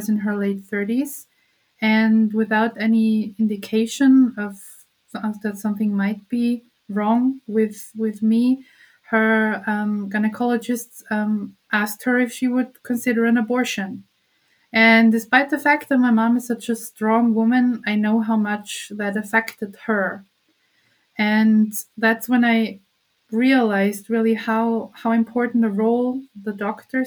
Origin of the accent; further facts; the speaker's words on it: Austria; here in my hometown in Austria